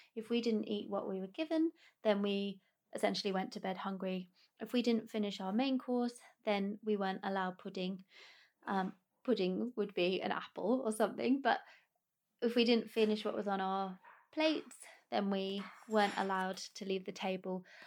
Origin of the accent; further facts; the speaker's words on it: United Kingdom; being British